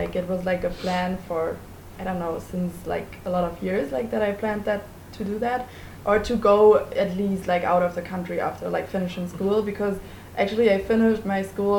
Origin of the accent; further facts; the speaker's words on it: Hesse, Germany; also from Germany, and 18 years old.